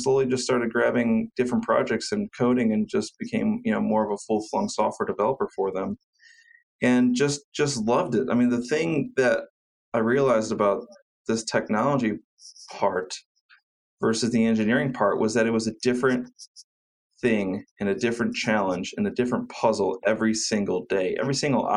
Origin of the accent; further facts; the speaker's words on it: Cleveland, Ohio, United States; I went to Cleveland State University here in my hometown of Cleveland